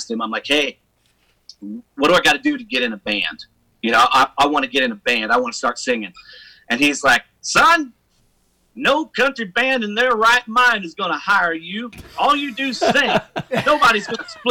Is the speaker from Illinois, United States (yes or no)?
yes; Grafton, Illinois, United States; moved away; also born or lived in Nashville, Tennessee; I grew up in Grafton